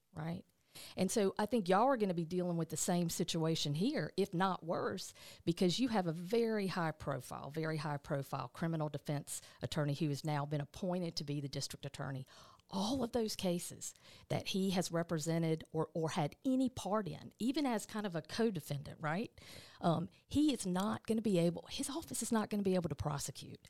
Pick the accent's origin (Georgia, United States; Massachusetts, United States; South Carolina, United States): Georgia, United States; Eastman; moved away; also born or lived in Atlanta, Georgia; I'm originally, uh, from Dodge County, which is South Georgia